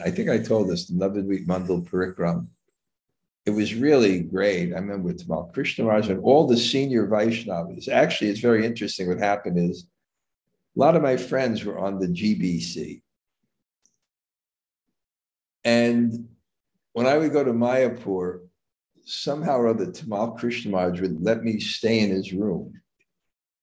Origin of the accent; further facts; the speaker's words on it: New York, United States; moved away; I'm from New York. I never went camping in my life.